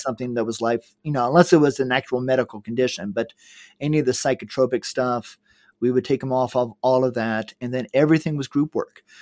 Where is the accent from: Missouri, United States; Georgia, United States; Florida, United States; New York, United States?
Georgia, United States; moved away; also born or lived in Middle East; I grew up in Georgia.